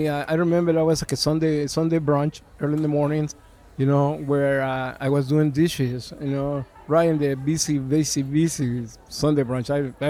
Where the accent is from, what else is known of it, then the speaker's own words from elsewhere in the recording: California, United States; English is a second language; also born or lived in Mexico City; now in Texas, United States; I'm originally from Mexico City. I grew up in Southern California and moved to Texas about 23 years ago.